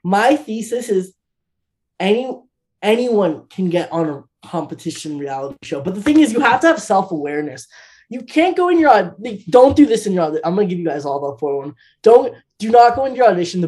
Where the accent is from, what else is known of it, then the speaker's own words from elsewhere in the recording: United States; I'm Indian American